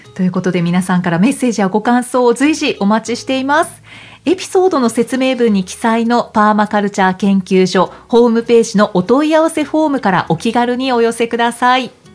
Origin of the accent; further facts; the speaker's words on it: Kyushu, Japan; 私は九州ですけれども